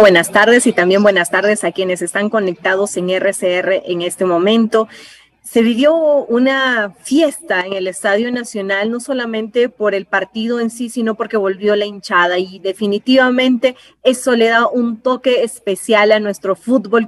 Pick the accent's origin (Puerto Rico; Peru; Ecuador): Peru; todos como peruanos